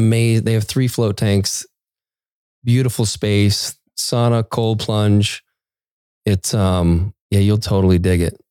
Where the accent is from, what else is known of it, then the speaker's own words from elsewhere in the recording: Maine, United States; I grew up in Maine